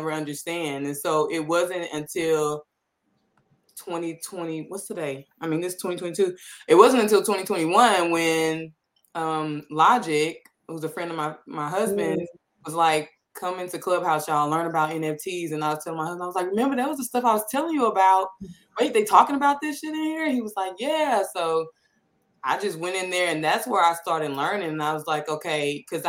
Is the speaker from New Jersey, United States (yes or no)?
no; St. Louis, Missouri, United States; I'm from St. Louis